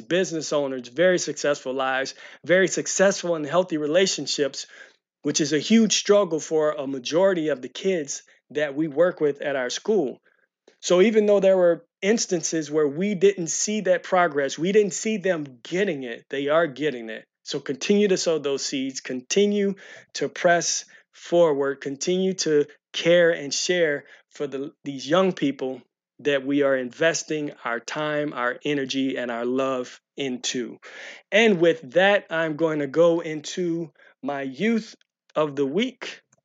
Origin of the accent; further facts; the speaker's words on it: St. Louis County, Missouri, United States; grew up in Saint Louis County area